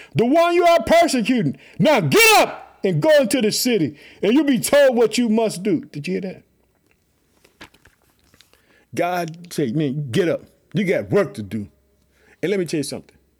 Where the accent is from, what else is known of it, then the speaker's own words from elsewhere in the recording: Illinois, United States; also born or lived in Chicago; my home state, Illinois. I live in the city of Chicago